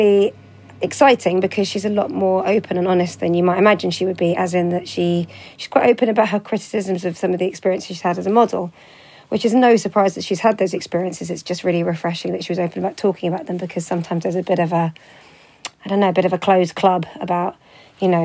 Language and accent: English; London, United Kingdom; my hometown in London